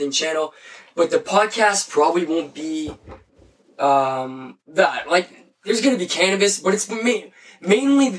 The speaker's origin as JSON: {"language": "English", "country": "Canada", "said": "We're Canadian"}